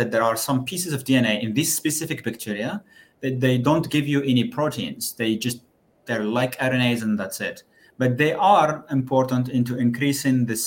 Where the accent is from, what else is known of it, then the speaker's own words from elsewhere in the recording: Algeria; moved away as an adult; also born or lived in Würzburg, Germany; now in Brussels, Belgium; I actually started my studies in Algeria. That's where I come